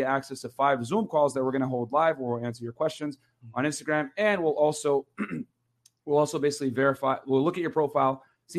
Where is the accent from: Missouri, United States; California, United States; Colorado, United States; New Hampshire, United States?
California, United States; the Bay Area; I'm from the Bay.